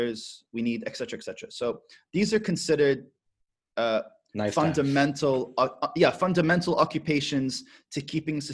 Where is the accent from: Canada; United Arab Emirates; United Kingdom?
United Arab Emirates; Abu Dhabi; when we were raised in Abu Dhabi